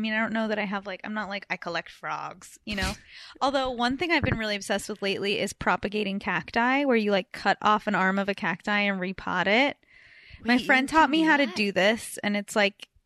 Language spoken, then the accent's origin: English; Beverly Hills, California, United States; moved away as an adult; also born or lived in New York; I grew up in Beverly Hills